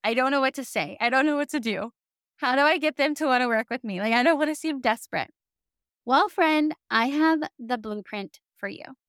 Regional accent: the South, United States; accent: southern; other people who live in the South, my southern accent starts to slip out

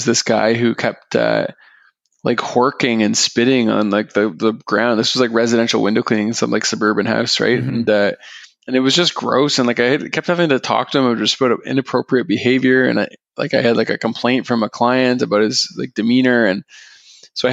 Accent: Aurora, Ontario, Canada; I grew up in Aurora

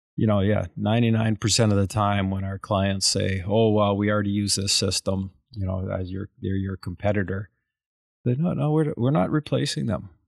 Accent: Calgary, Alberta, Canada; we're from Caliger, Alberta. I, I, I grew up in the oil patch

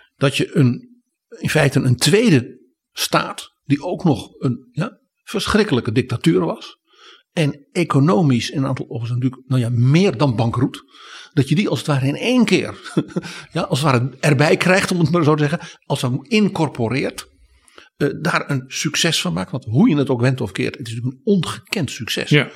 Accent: Netherlands; wij als Nederlanders

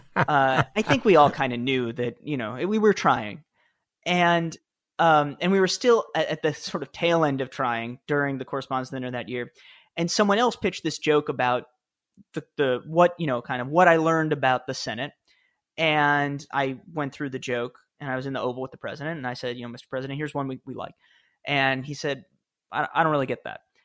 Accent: New York City, New York, United States; I grew up in the Upper West Side of Manhattan

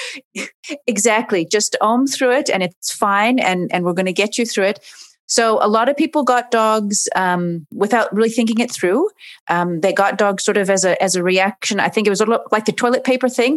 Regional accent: Oregon, United States; moved away as an adult; now in Cape Town, South Africa; I'm originally from Oregon

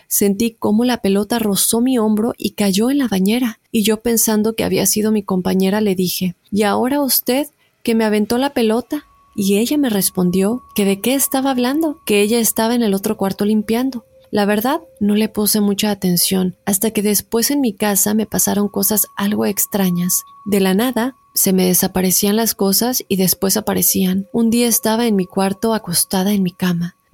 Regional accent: Mexico; Yo viví toda mi niñez en México con mi mamá y dos hermanas, yo soy la única mujer y la más chica de mi familia.

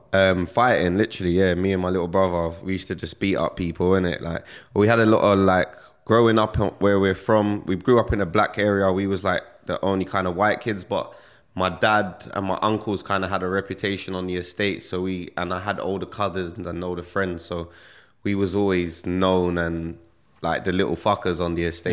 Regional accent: London, United Kingdom; I grew up in Stonebridge, northwest London

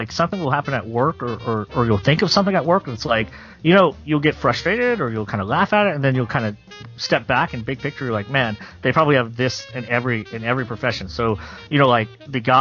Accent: Louisiana, United States; moved away as an adult; now in Nashville, United States; growing up in Louisiana

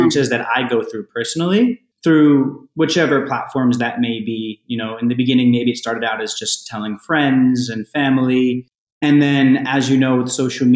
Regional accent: New Jersey, United States; also born or lived in New York; New Jersey where I'm from, but New York where I lived for many years

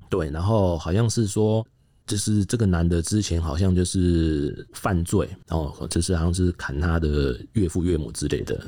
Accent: Taiwan; 我们台湾警察

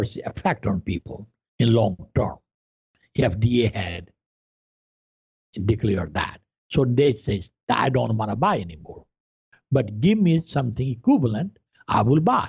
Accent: India; English is a second language; moved away as an adult; also born or lived in Columbia, Missouri; now in United States; I was born and raised in India, very poor

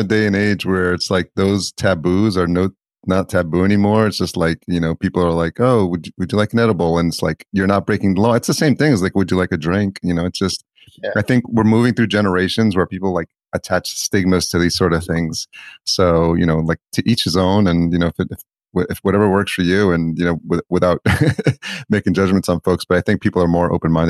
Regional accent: El Salvador; but I'm from El Salvador, and there's nothing going back beyond my grandfather that I'll probably ever be able to find.

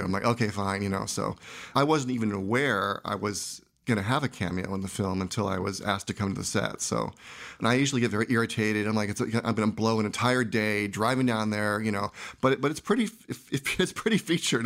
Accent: San Jose, California, United States; I grew up in San Jose, and I made films as a kid

